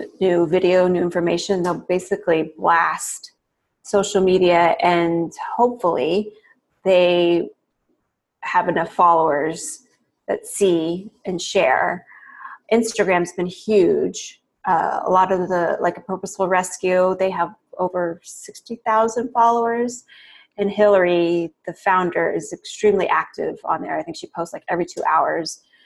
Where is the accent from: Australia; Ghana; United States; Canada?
United States; the Bay Area, California; growing up in the Bay Area, kind of the cliche, progressive, hippie culture, my parents were definitely into